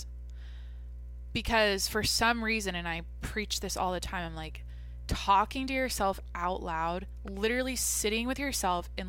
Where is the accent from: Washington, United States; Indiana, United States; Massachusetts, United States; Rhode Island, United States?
Washington, United States; Mount Vernon; moved away; my hometown, Mount Vernon, Washington. Like, this looks like where I'm from